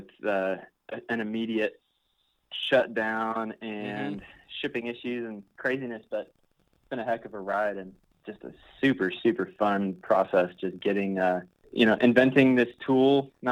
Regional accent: Indiana, United States; moved away as an adult; now in Beloit, United States; I grew up in Indiana, so been in Wisconsin for like 4 years now

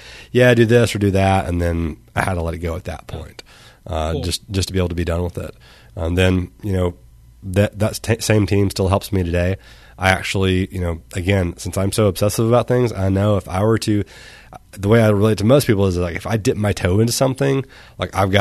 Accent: Arkansas, United States; I'm from Arkansas

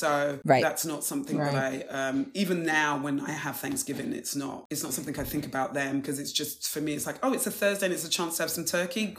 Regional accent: Wembley, London, United Kingdom; born or raised there

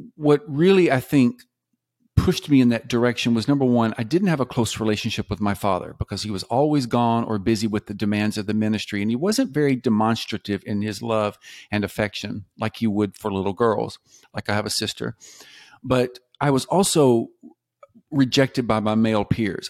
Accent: the South, United States; I grew up mostly in the South

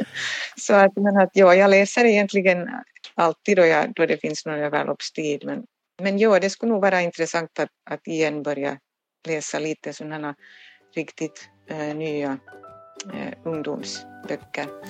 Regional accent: Turku, Southwest Finland, Finland; jag är själv Åbobo och, och har alltid bott här i Åbo

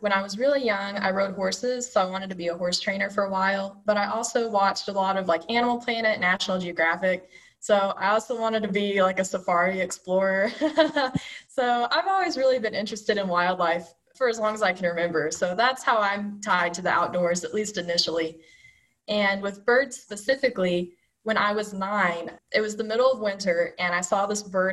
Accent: Bristol, Tennessee, United States; I'm from Bristol, Tennessee, so it's just kind of on the other side of the mountains

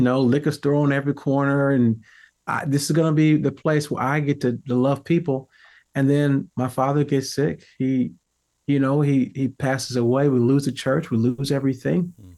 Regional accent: St. Louis, Missouri, United States; I grew up in America, you know, in St. Louis, Missouri

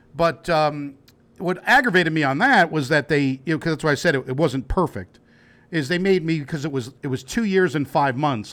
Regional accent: New Jersey, United States; we're from Jersey

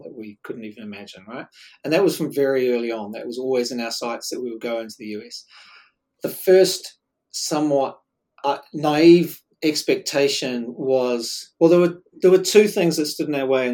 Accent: New Zealand; accent: Kiwi; we were embarrassed about sounding Kiwi

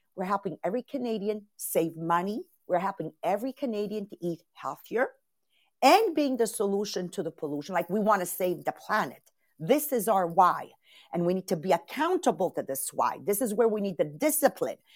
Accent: Italy; moved away; Italian born

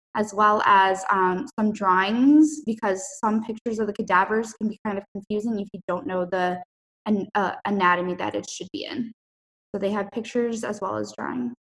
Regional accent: Minnesota, United States; moved away; I'm from Minnesota

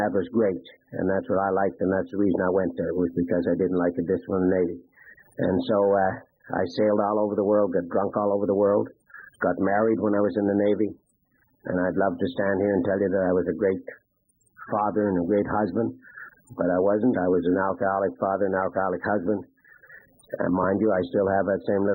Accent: Prince Albert, Saskatchewan, Canada; I went back to my hometown

